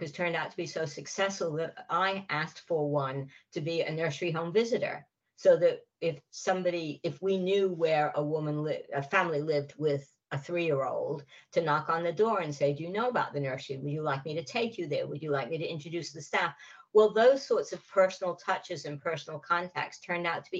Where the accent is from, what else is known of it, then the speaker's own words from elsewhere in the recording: United States; moved away as an adult; also born or lived in California; now in United Kingdom; being American and not having a class-based accent